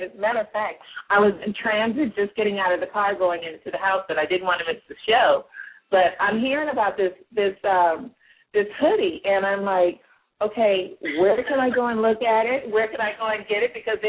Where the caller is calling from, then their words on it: Palmdale, California, United States; I'm actually calling from Palmdale, California.